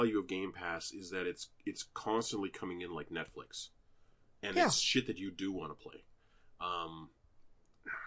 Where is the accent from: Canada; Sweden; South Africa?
Canada; we're both Canadian